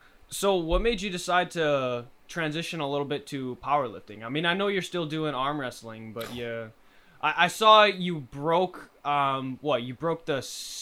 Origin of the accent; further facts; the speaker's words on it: United States; We're American.